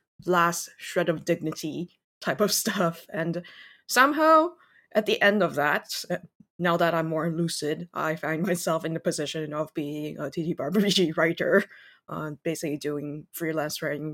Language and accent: English; Taiwan; English is a second language; also born or lived in Singapore / Shanghai, China / Canada; So I was born in Taiwan, also Taiwanese, and then I grew up as an expatriate in Singapore as well as Shanghai. I went to Canada for university, tried to stay in Canada for a job, didn't, came back to Taiwan